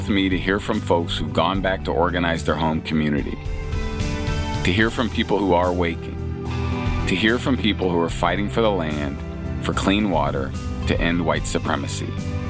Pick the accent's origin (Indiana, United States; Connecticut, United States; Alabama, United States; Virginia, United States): Indiana, United States; my home state of Indiana